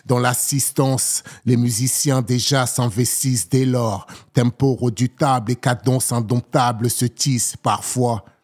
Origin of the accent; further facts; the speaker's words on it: Seine-Saint-Denis / Val-de-Marne, Île-de-France, France; moved away as an adult; also born or lived in Togo / Paris / Hérault; Concrètement, je suis né au Togo. Je suis arrivé en France à l'âge de 7 ans. J'ai grandi entre le 93 et le 95 pour après l'adolescence aller vivre dans le 92, faire la vie dans le 75, quitter la région parisienne